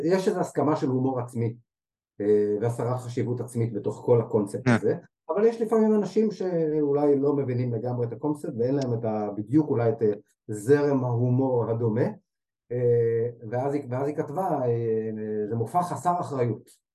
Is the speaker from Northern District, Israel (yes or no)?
no; Jerusalem, Jerusalem District, Israel; עברנו לגור בשכונה בירושלים אה, כשהייתי בן שנתיים